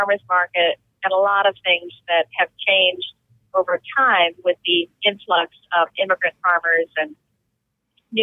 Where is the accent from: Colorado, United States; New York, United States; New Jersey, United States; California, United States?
New Jersey, United States; I grew up in New Jersey, which at one point really was the Garden State.